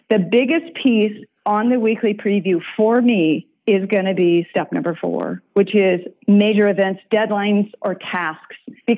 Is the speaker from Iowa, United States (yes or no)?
yes; Iowa, United States; I'm from Iowa.